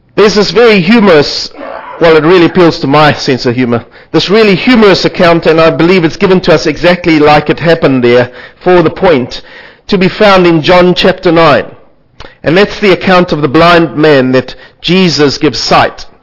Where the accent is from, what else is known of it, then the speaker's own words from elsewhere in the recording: South Africa; I come from South Africa